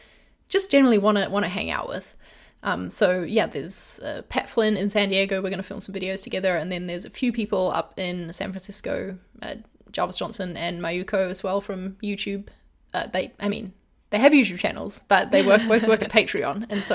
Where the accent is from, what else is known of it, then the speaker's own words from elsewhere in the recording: Brunei; It makes me, like, reminisce back to childhood because I grew up in Asia and in Brunei.